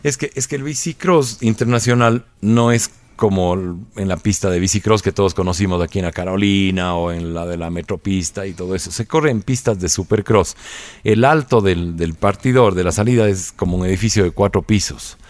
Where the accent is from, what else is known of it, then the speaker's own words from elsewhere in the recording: Ecuador; nosotros somos ecuatorianos